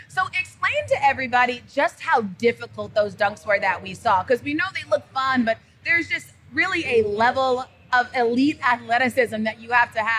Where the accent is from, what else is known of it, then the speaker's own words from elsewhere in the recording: Gwinnett County, Georgia, United States; I'm from Gwinnett County.